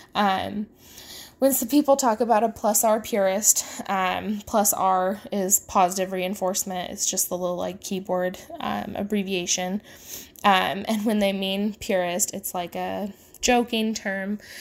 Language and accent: English; the Midwest of the United States, United States; I grew up in the Midwest of the United States